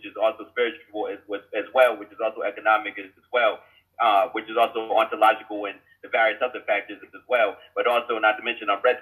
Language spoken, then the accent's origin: English; Jersey City, New Jersey, United States; I'm from Jersey City, New Jersey.